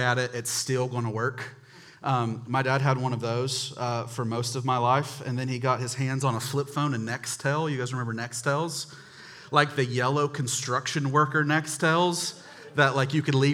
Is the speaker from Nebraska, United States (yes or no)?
no; Charlotte, North Carolina, United States; I grew up in North Charlotte